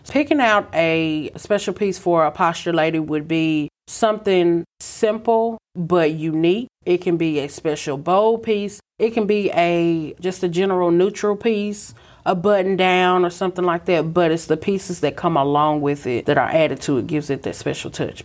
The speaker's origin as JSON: {"language": "English", "town": "Brownsville", "region": "Tennessee", "country": "United States", "also_born_or_lived": "Atlanta, Georgia", "said": "I'm originally from Brownsville, Tennessee, where we are today"}